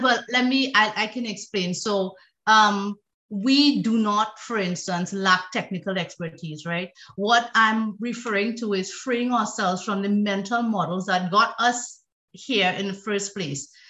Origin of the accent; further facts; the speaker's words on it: Trinidad & Tobago; I am originally from Trinidad and Tobago